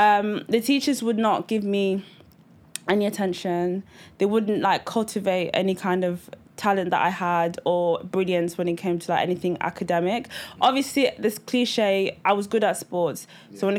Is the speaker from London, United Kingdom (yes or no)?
no; Grimsby, Yorkshire and the Humber, United Kingdom; also born or lived in Nigeria; I moved here when I was 3. I was born in Nigeria. And then we moved to Grimsby. Like it's the vibe is in the name. Yeah, it's grim.